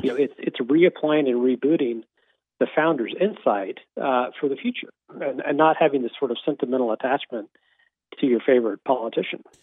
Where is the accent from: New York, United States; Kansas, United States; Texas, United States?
Kansas, United States; my home state of Kansas